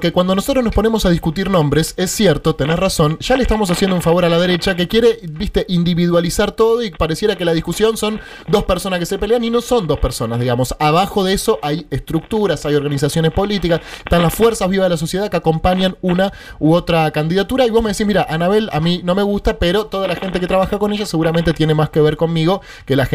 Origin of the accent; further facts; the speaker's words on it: Buenos Aires, Argentina; Te lo digo como porteño, ¿eh?